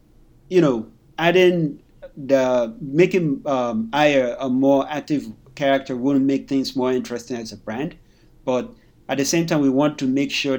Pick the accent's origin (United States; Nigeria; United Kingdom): Nigeria; conventions, I remember thinking to myself that are we going to do well as black people, especially being Nigerian? You know